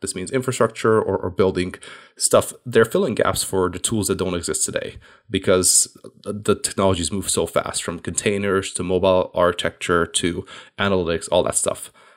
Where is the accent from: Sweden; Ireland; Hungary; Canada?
Hungary; moved away as an adult; also born or lived in United States / London, United Kingdom; I'm originally actually from Hungary.